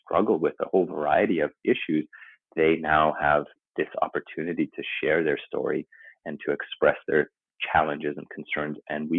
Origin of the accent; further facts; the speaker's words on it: Papua New Guinea; also born or lived in Canada; I'm Canadian, but I grew up overseas in the South Pacific, in Papua New Guinea, in the jungles.